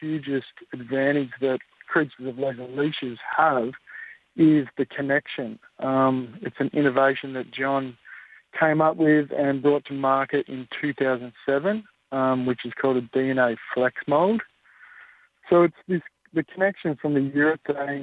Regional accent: Gold Coast, Queensland, Australia; I grew up on the Gold Coast

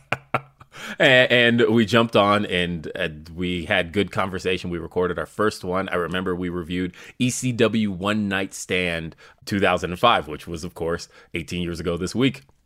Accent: Denver, Colorado, United States; I'm from Denver

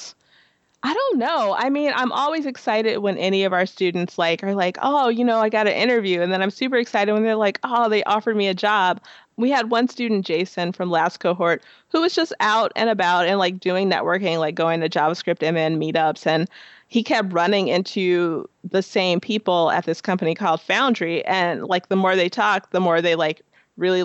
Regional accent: Chicago, Illinois, United States; moved away as an adult; now in Minneapolis-St. Paul, United States; I'm originally from Chicago. So I moved here in 2010

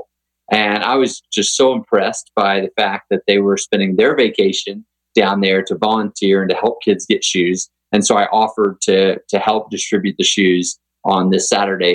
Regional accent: Texas, United States; I grew up in Texas riding horses, but had never played polo

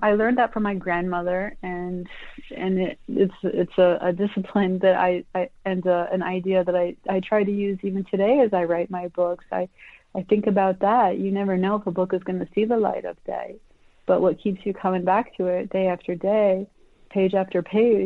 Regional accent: United States; I was born in the United States, and I'm a dual citizen. My parents are Colombians

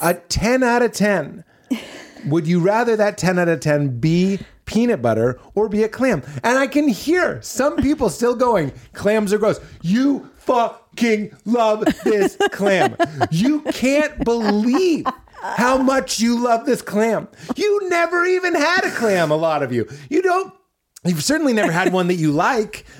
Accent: New England, United States; I'm from New England.

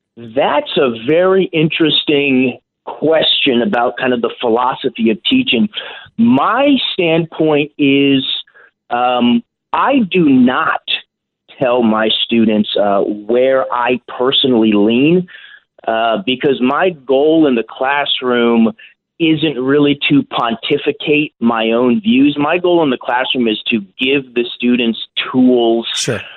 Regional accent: California, United States; now in St. Louis, United States; my home state of California

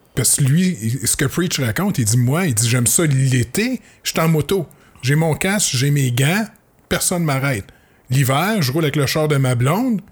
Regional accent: Saint-Jean-sur-Richelieu, Quebec, Canada; je viens de Saint-Jean-sur-Richelieu, c'est carrément différent

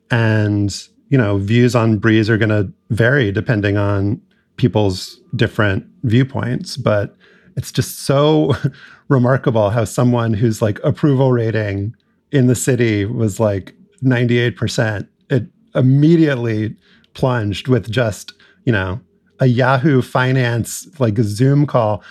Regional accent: New Orleans, Louisiana, United States; growing up in New Orleans in the 80s and 90s

